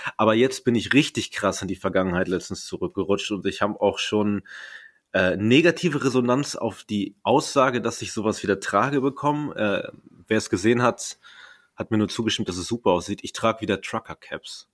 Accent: Paderborn, North Rhine-Westphalia, Germany; now in Berlin, Germany; ich komme aus Paderborn

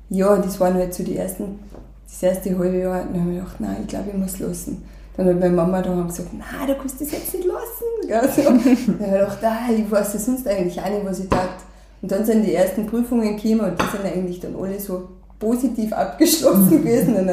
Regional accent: St. Michael im Lungau, Salzburg, Austria; geboren, aufgewachsen im Lungau, in St. Michael. Ähm, da habe ich auch meine ganze Kindheit verbracht, meine Jugend da teilweise. Also ich bin eben Volksschule, Hauptschule in St. Michael gegangen

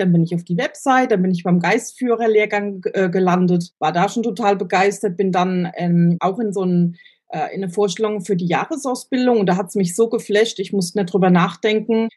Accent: Germany; ich bin aus Deutschland

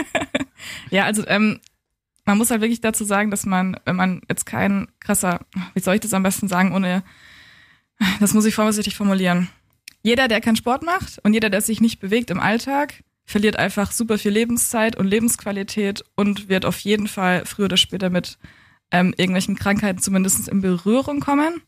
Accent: Coburg, Bavaria, Germany; moved away as an adult; also born or lived in Hamburg; now in Berlin, Germany; ich bin in Coburg aufgewachsen und geboren, bin dann 2012 nach Hamburg gegangen zum Studieren und 2015 nach Berlin

